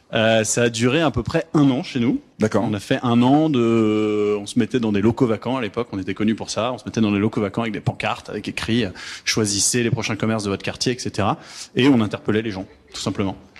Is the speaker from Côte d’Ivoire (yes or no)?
no; France; moved away as an adult; now in Montreal, Canada; on est des Français immigrés au Canada qui ont créé au Québec, qui ont créé une boîte au Québec